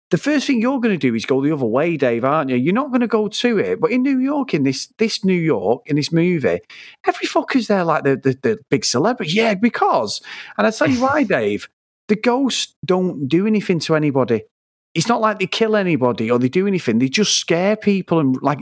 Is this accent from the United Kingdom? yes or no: yes; England, United Kingdom; we're English